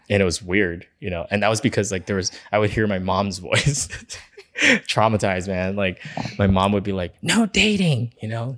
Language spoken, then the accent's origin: English; Los Angeles, California, United States; where we grew up in East Los Angeles